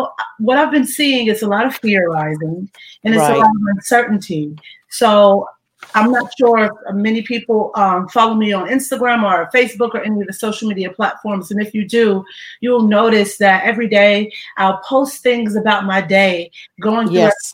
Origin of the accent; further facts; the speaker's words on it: Ohio, United States; moved away; I went back to my hometown in Ohio to be around family.